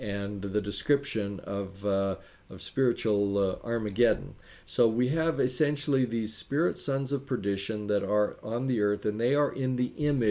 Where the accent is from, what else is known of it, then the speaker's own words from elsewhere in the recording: Wyoming, United States; moved away; also born or lived in Sacramento, California; I grew up in Wyoming